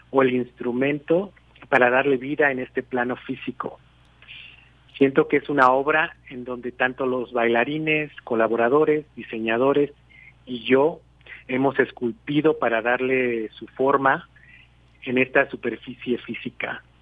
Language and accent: Spanish; Mexico; now in Montreal, Canada; yo soy coreógrafo mexicano que radico en Montreal y esta gran oportunidad de poder regresar a mi país